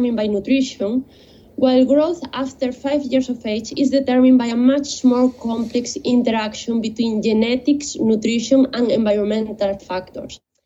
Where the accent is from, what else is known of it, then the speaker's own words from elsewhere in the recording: Spain; moved away as an adult; now in London, United Kingdom; I am originally from Spain, and after completing my undergraduate studies in biotechnology, I moved